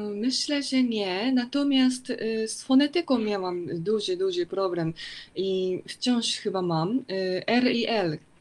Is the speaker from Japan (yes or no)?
yes; Hokkaido, Japan; Polish is a second language; now in Tokyo, Japan; bo ja pochodzę z Hokkaido